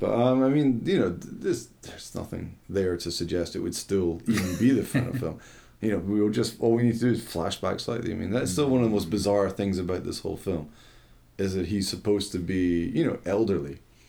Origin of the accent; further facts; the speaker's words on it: Scotland, United Kingdom; being like Scottish